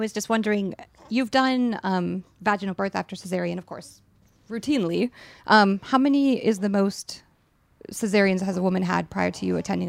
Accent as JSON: {"language": "English", "region": "Minnesota", "country": "United States", "said": "And I'm from Minnesota just like you, and my whole family is back in Minnesota"}